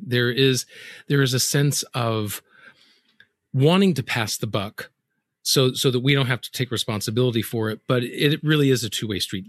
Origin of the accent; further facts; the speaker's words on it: the South, United States; I'm from the South.